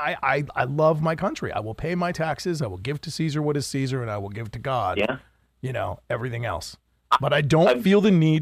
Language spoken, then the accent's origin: English; Minnesota, United States; in Minnesota. I mean, I'm good with guns, pal.